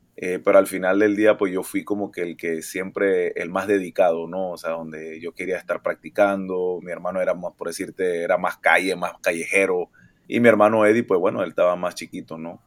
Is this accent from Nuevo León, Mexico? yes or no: yes; Monterrey, Nuevo León, Mexico; nací aquí en Monterrey, Nuevo León